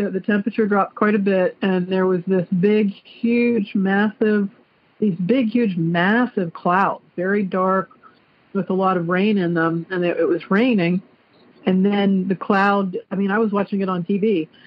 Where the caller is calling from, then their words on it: Clarksville, Ohio, United States; I'm calling from Clarksville, Ohio.